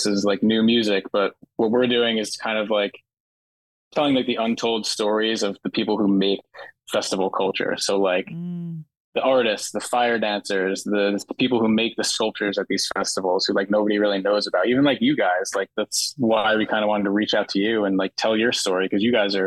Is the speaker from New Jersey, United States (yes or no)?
yes; Jersey Shore, New Jersey, United States; living at the Jersey Shore